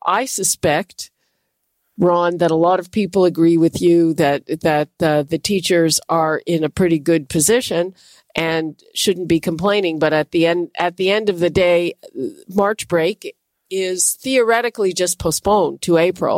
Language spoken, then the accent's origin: English; Montreal, Quebec, Canada; I'm from Montreal